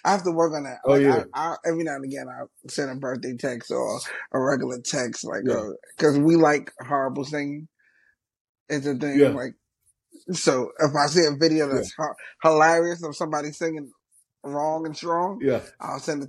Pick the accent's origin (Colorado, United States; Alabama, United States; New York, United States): New York, United States; New York City; I'm from Brooklyn